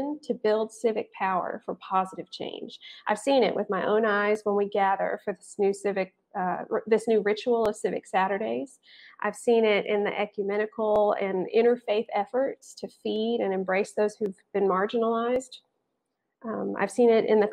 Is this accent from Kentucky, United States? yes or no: no; Athens, Tennessee, United States; Here in Athens, we call ourselves the Friendly City